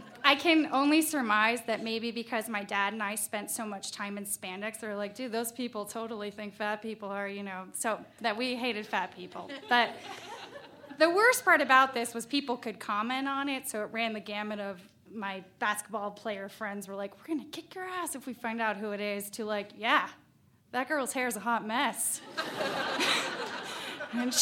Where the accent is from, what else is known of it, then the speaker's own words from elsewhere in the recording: Valdez, Alaska, United States; I found exactly where I fit in back in my home state